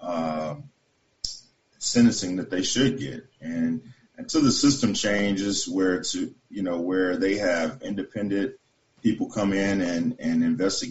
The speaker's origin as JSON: {"language": "English", "region": "the South", "country": "United States", "also_born_or_lived": "Great Falls, Montana", "moved": "yes", "said": "I'm from the South. I know my mom raised me, single mom."}